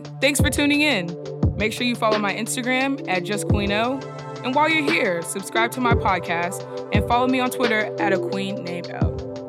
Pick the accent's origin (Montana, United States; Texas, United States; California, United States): Texas, United States; Fort Worth; I'm from actual Fort Worth.